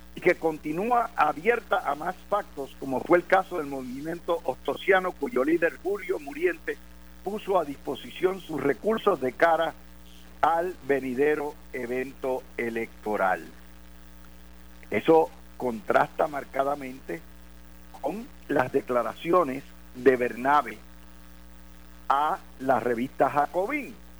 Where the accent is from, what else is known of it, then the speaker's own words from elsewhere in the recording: Puerto Rico; now in United States; somos puertorriqueños, pero ciudadanos americanos